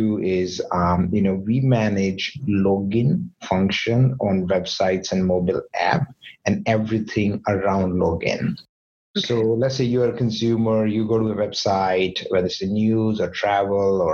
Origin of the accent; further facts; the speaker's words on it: Jaipur, Rajasthan, India; now in Vancouver, Canada; my hometown, Jaipur